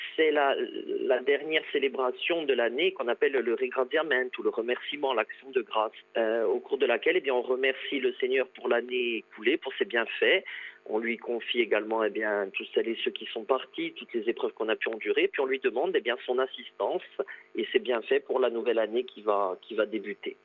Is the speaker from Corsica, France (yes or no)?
yes; Corsica, France; chez nous en Corse